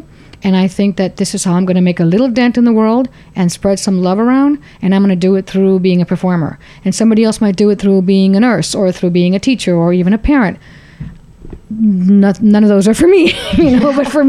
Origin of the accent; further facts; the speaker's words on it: Laredo, Texas, United States; Maybe Laredo, my hometown.